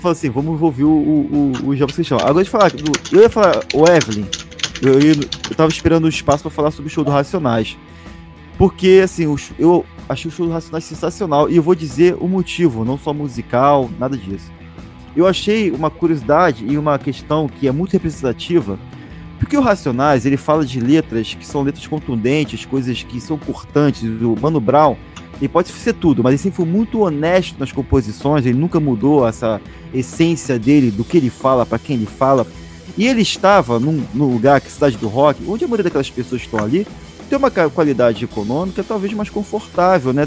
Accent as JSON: {"language": "Portuguese", "region": "Rio de Janeiro", "country": "Brazil", "tie": "born or raised there", "said": "eu fui criado perto da Vila Cruzeiro, fui criado no complexo"}